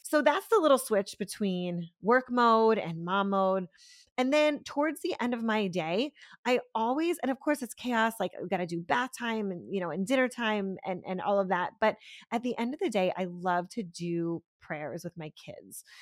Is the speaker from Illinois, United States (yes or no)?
no; Pennsylvania, United States; now in Florida, United States; I grew up in Pennsylvania, I'm not from Florida